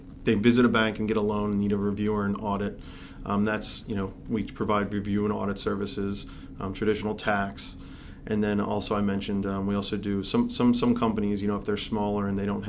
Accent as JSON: {"language": "English", "town": "Philadelphia", "region": "Pennsylvania", "country": "United States", "tie": "born or raised there", "also_born_or_lived": "Conshohocken / Lansdale", "moved": "as an adult", "lives_now": "Gilbertsville, United States", "said": "I grew up in Northeast Philadelphia. I was there, my entire life"}